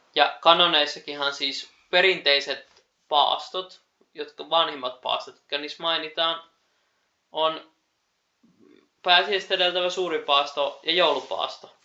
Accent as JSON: {"language": "Finnish", "town": "Keuruu", "region": "Central Finland", "country": "Finland", "tie": "born or raised there", "said": "oma kotipaikkakuntani, eli Keurulla"}